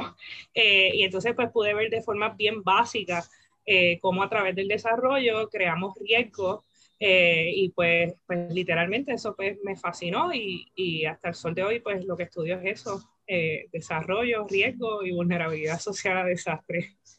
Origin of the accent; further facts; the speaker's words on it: Isabela, Puerto Rico; yo soy puertorriqueña, eh, nací nací, crecí eh, en Puerto Rico, en el área oeste, en Isabela.